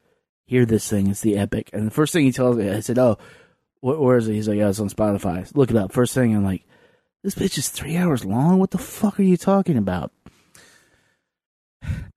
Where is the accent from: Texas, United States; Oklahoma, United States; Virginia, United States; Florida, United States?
Virginia, United States; Lynchburg; moved away as an adult; also born or lived in Roanoke, Virginia; now in Washington, D.C., United States; I grew up in Lynchburg. Roanoke is a little ways away. I lived in Roanoke after college